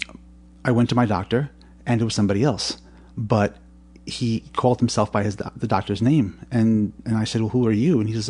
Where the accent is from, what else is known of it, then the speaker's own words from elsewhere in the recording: New York City, New York, United States; accent: New York; I was born on 77th Street in Manhattan. Uh-huh. And in the late 60s, and I've been here ever since.